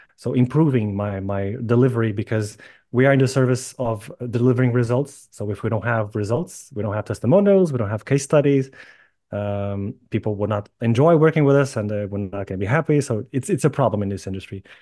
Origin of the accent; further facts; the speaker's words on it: Lisbon, Portugal; moved away as an adult; also born or lived in Ireland / United Kingdom; I was born and raised in Lisbon